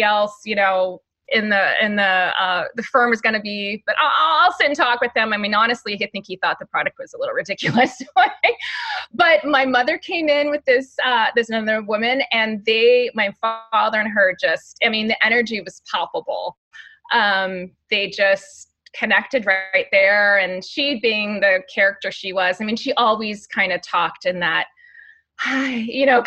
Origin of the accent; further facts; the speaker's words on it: Honolulu, Hawaii, United States; now in Orange County, United States; I grew up in Hawaii and raised by a mother from the big city. So I literally grew up in like downtown Honolulu